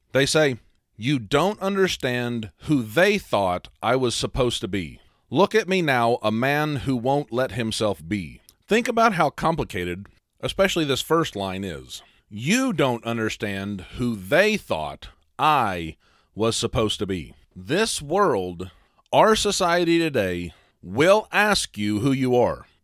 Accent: a small town in the Midwest, United States; I was raised in a small town in the Midwest

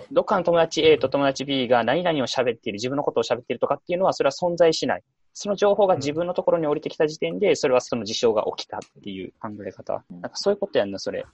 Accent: Osaka, Japan; 大阪生まれ、大阪育ちで、まあ、ずっと大阪におるんよ

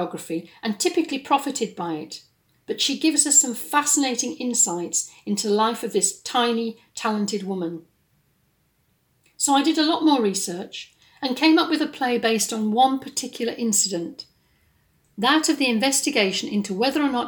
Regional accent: England, United Kingdom; moved away as an adult; also born or lived in west of Scotland; now in Scotland, United Kingdom; I'm based in the west of Scotland, and although I'm from England originally, I've been here more than half my life.

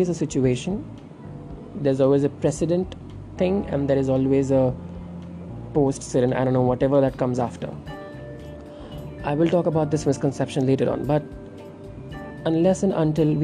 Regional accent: India

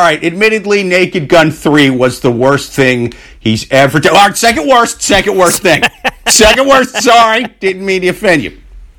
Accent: Tennessee, United States; We're just huge Bills fans, even though we grew up in Tennessee.

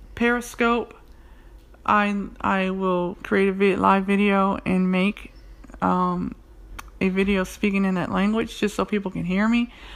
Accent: United States; accent: American English; first language English; I'm from America. I speak American English

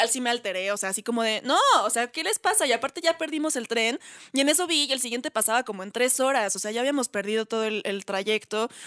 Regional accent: Mexico City, Mexico; yo que soy chilanga.

